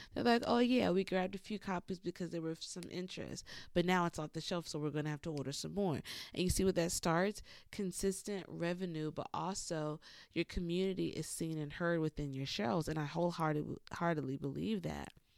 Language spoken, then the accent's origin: English; Lowcountry, South Carolina, United States; moved away; also born or lived in Atlanta, Georgia; growing up in the Low Country as a Geechee